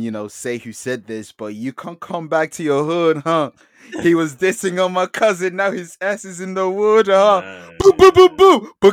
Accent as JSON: {"language": "English", "country": "United Kingdom", "said": "you know we're black Brit- Britons, black British"}